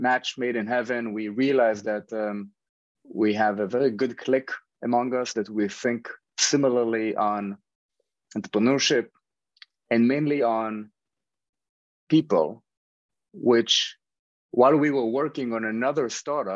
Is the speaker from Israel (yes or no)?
yes; Israel; moved away as an adult; now in New York, United States; I grew up in Israel. Over the past 10 years, I've been living in New York with my family